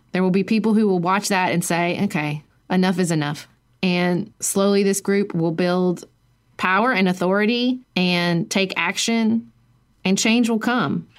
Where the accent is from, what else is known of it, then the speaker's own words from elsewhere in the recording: United States; I'm an American